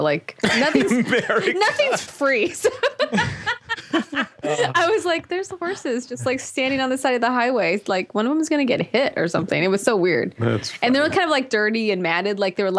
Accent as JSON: {"language": "English", "town": "Compton", "region": "California", "country": "United States", "tie": "born there", "said": "It's true. I was born in Compton."}